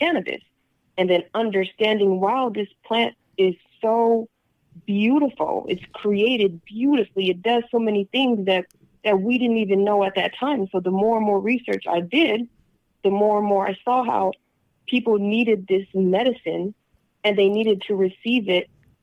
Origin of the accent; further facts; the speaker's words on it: Long Beach, California, United States; I was brought up in Long Beach